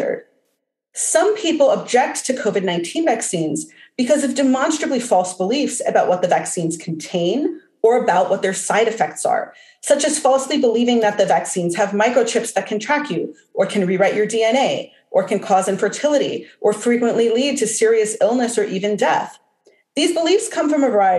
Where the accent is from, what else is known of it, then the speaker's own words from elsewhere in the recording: New Jersey, United States; moved away; also born or lived in Los Angeles; I grew up in New Jersey